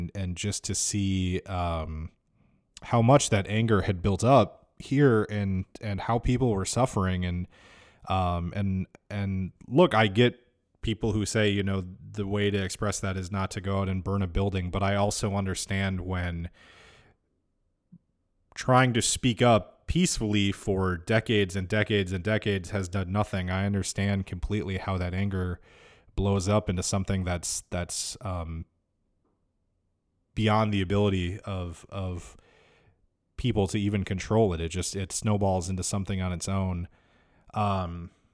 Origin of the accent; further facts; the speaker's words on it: Minneapolis, Minnesota, United States; My parents are divorced, so I grew up in Minneapolis, but also in a suburb just south of Minneapolis